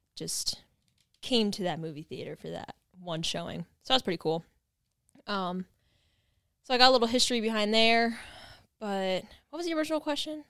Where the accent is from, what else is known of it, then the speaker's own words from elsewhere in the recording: East Stroudsburg, Pennsylvania, United States; I'm from the East Stroudsburg area